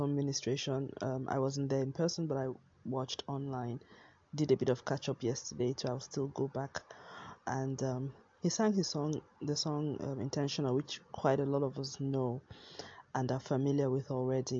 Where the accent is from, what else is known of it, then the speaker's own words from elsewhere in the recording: Nigeria; moved away; was in Nigeria, in my home country